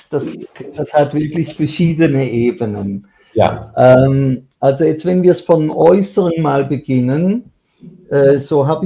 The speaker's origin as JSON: {"language": "German", "town": "Basel", "region": "Basel-Stadt", "country": "Switzerland", "tie": "born or raised there", "moved": "as an adult", "lives_now": "Israel", "said": "Ich bin in Basel aufgewachsen, bin mit 15 dann schon in eine Yeshiva, in eine Talmud-Hochschule, habe auch Abitur gemacht und bin dann lebe seit ich 18 bin in Israel."}